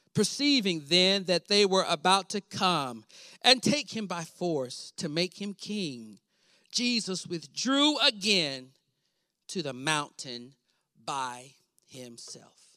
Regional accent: Weatherford, Texas, United States; I grew up in Weatherford, Texas, a small town

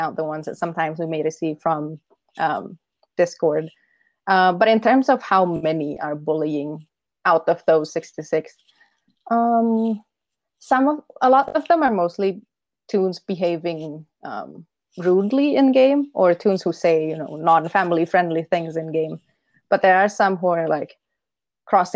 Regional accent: Indonesia; English is a second language; I'm from, my country is called Indonesia

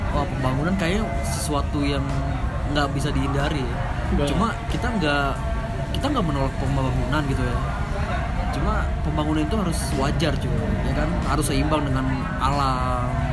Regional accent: Jakarta, Indonesia; moved away as an adult; now in Bekasi, Indonesia; anak metropolitan banget Jakarta Selatan

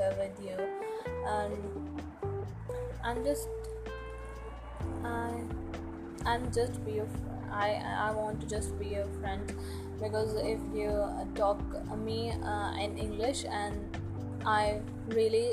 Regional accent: Noida, Uttar Pradesh, India; English is a second language; I am from Noida

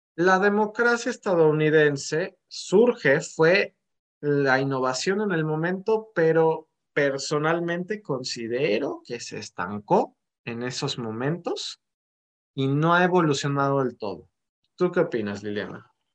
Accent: Mexico; nosotros como mexicanos

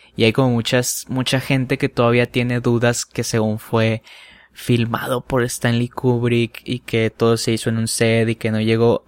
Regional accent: Culiacán, Sinaloa, Mexico; soy de Culiacán, Sinaloa.

